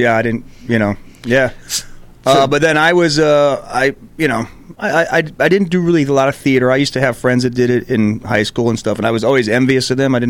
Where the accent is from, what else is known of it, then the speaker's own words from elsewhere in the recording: Calimesa, California, United States; I moved out to California, not Los Angeles, but a little farm town when I was 10 years old.